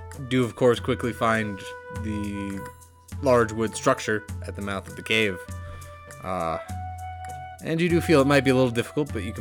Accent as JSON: {"language": "English", "region": "Colorado", "country": "United States", "said": "I'm from Colorado, probably statistically one of the safest places in the world from sharks"}